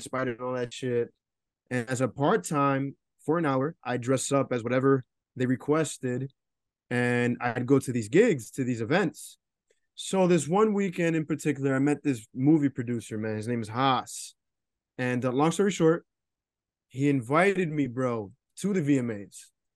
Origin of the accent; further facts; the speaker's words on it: New Jersey, United States; I'm from New Jersey, for all my listeners and shit, but, um, I don't live too far from Newark